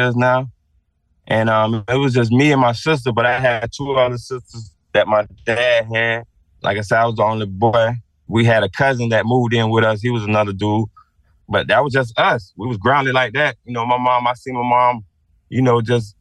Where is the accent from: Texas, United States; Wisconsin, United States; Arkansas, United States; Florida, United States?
Florida, United States; Sarasota; I'm from Newtown, Leon, Sarasota, down Martin Luther King and Leon